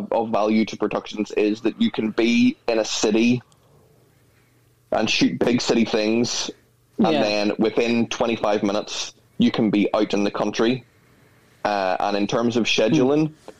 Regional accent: Belfast, Northern Ireland, United Kingdom; we are from Belfast

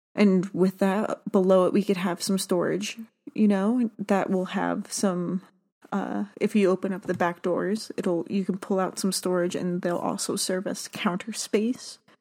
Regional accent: South Florida, United States; I grew up in South Florida

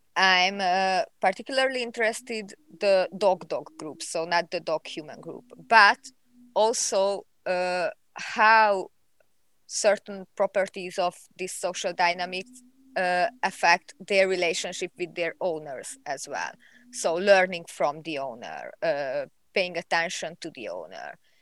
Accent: Hungary; I'm from Hungary.

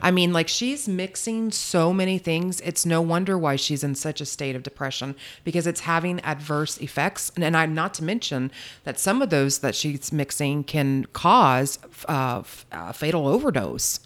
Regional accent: Charleston, South Carolina, United States; I'm from Charleston, South Carolina

